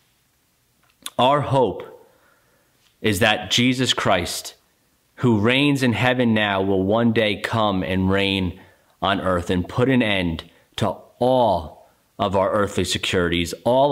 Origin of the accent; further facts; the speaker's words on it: United States; as American citizens